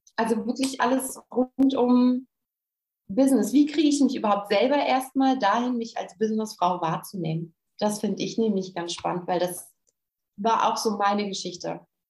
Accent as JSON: {"language": "German", "country": "Germany", "said": "von uns Deutschen"}